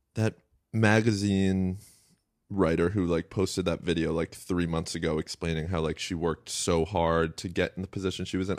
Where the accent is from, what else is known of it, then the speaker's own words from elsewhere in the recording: Westchester, New York, United States; I grew up in Westchester.